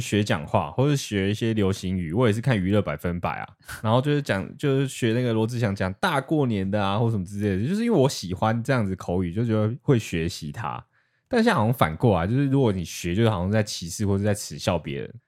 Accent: Taiwan; 因为我是台湾人

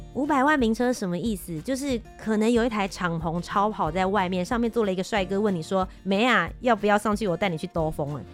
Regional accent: Kaohsiung, Taiwan; 我本人我是高雄人，回家了。

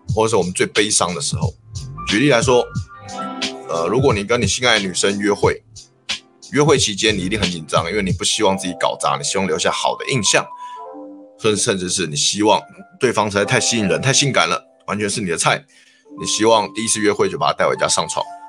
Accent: Taiwan; 我们台湾人

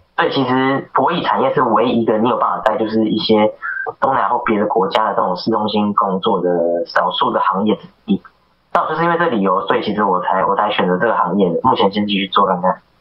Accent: Taiwan; 那我是台湾人，那我跟你做同样的工作

